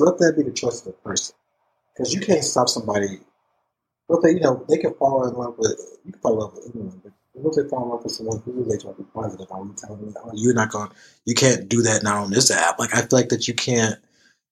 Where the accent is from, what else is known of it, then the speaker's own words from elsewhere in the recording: Tennessee, United States; moved away; back in my home state